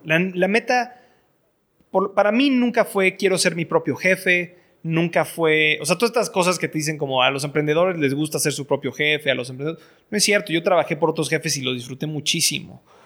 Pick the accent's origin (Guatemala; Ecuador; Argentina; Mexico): Mexico; moved away as an adult; soy, soy mexicano, estoy educado en el extranjero